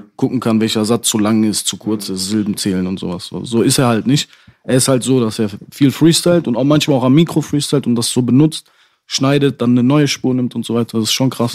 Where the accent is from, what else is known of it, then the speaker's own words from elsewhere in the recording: Dortmund, North Rhine-Westphalia, Germany; ich finde Dortmund auch sehr schön, wo ich herkomme